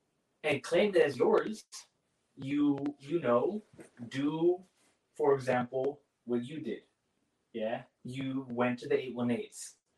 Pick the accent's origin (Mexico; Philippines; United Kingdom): Philippines; It's like, oh, all of a sudden you eat at one restaurant and you think you're like us.